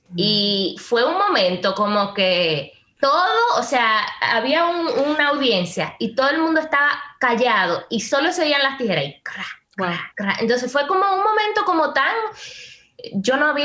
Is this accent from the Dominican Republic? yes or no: yes; Dominican Republic; para mí como dominicana